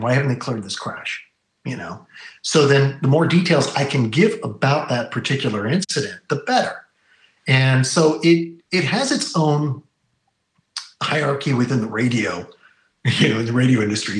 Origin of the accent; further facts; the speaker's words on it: Bay Area, California, United States; you and I grew up in the Bay Area